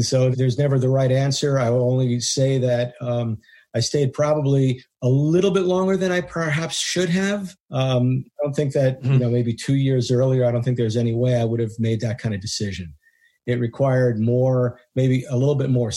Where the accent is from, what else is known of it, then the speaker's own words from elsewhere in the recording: United States; I'm a chiropractor from the United States